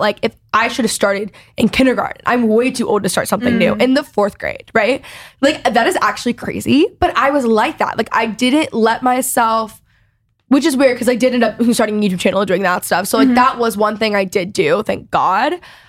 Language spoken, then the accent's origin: English; Texas, United States; So obviously growing up in Texas, I don't actually, if you don't know, competitive cheer is like